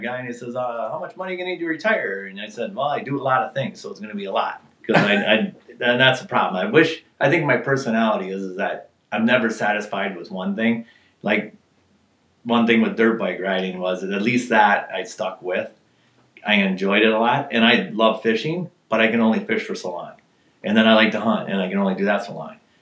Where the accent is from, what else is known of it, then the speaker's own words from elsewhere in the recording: Minneapolis, Minnesota, United States; also born or lived in Duluth, Minnesota; now in Crosby, United States; I was born in Duluth, but when I lived until I was 13 was actually in North Minneapolis.